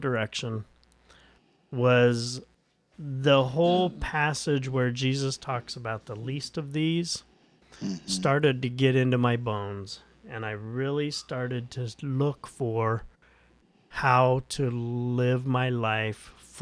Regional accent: Indianapolis, Indiana, United States; I grew up in Indianapolis, Indiana, the Bible Belt, a classic conservative upbringing

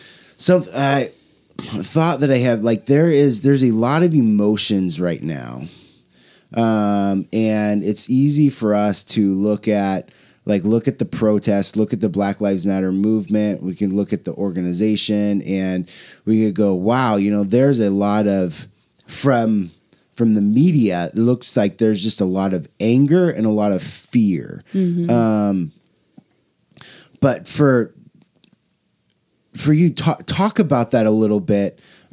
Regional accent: Portland, Oregon, United States; Jennifer, we grew up here in North Portland, you know, in the 90s, 80s and 90s

